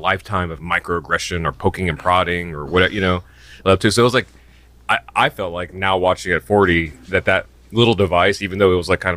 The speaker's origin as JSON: {"language": "English", "region": "Indiana", "country": "United States", "tie": "born or raised there", "said": "I grew up in Indiana."}